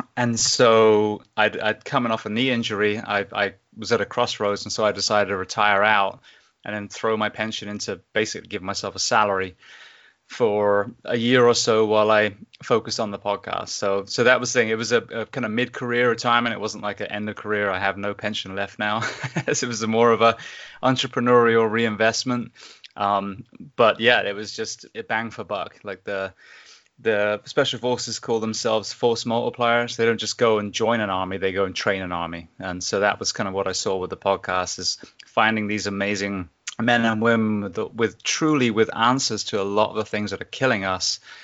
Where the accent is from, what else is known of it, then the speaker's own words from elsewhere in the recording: England, United Kingdom; moved away as an adult; also born or lived in Japan; now in Ocala, United States; I grew up in England